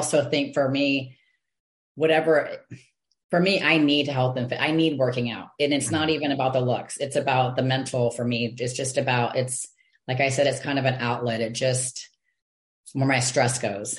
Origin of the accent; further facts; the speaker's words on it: Texas, United States; also born or lived in Michigan; I was born in Michigan, but when I was 6 years old, we moved to Texas. So I feel like I've been in Texas forever